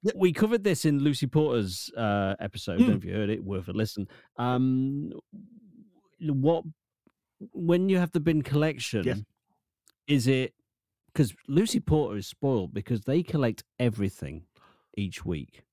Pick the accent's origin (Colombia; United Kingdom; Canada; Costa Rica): United Kingdom; Lincoln, East Midlands; I'm from Lincoln